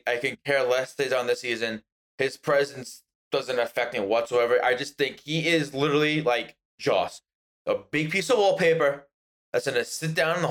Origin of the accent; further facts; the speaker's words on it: New York, United States; accent: New York; Italian New Yorkers. Our accent is very strong sometimes.